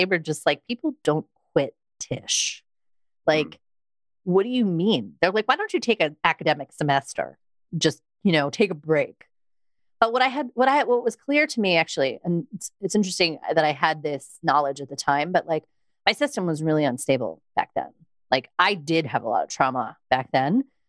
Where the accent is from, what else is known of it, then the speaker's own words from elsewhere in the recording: Long Island, New York, United States; I was from Long Island and I used to really talk like this.